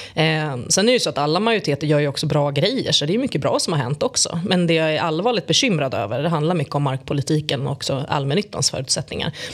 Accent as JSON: {"language": "Swedish", "town": "Stockholm", "region": "Stockholm County", "country": "Sweden", "tie": "born or raised there", "said": "jag är född och uppvuxen i Tensta"}